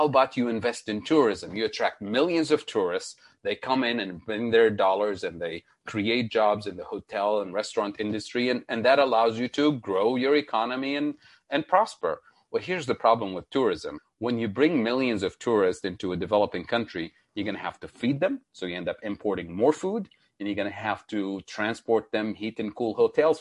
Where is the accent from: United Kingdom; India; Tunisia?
Tunisia; also born or lived in Middle East; now in United States; my home country, Tunisia in North Africa